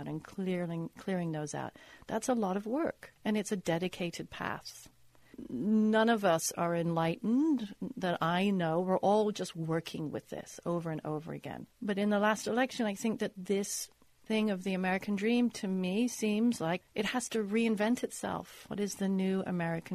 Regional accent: United Kingdom; now in Los Angeles, United States; As you can tell, I'm British. I wasn't born here.

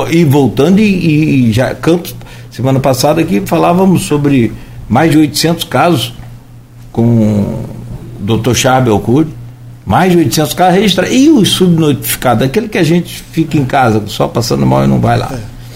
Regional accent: Italva, Rio de Janeiro, Brazil; Italva, que é de onde eu sou

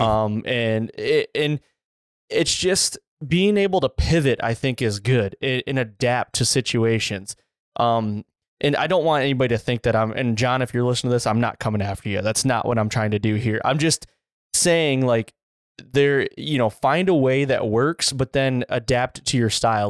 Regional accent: Michigan, United States; I grew up in Michigan

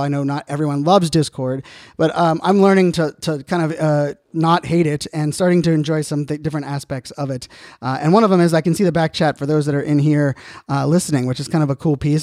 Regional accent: Virginia Beach, Virginia, United States; I grew up in Virginia Beach.

